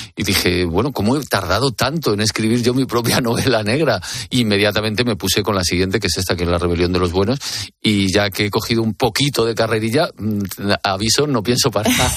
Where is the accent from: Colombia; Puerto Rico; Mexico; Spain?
Spain; Madrid, Community of Madrid; el barrio de Carabanchel, que es mi barrio donde yo nací